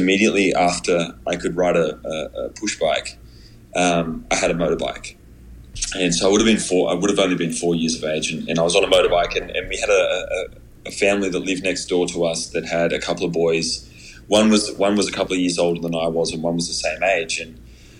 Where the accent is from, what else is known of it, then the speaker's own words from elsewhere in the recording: Australia; now in United States; I'm an Australian living in America